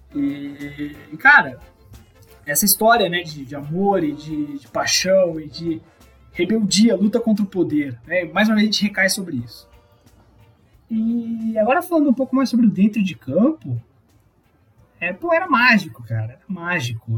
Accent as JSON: {"language": "Portuguese", "region": "South Region", "country": "Brazil", "said": "sou do Sul"}